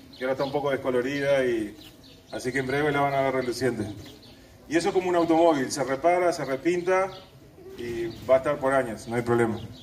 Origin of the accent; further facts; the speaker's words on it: Montevideo, Uruguay; now in Paso de los Toros, Uruguay; Yo nací en Montevideo, pero mi lugar en el mundo es Tacuarembó, Paso los Toros.